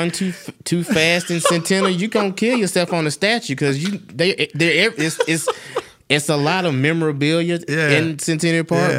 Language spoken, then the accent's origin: English; Ireland; I'm Irish, and I get a pass if I hide my Irishness because no one can tell.